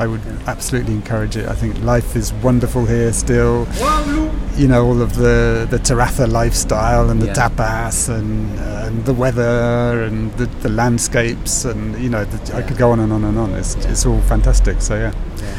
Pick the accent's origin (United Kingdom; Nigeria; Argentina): United Kingdom; also born or lived in London; I thought, hang on a minute, I'm British.